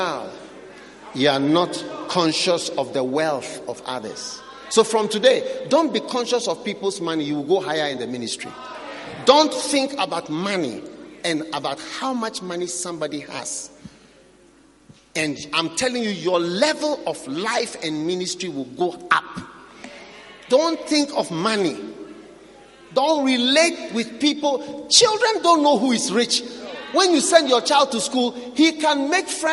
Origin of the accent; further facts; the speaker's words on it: Ghana; me as a Ghanaian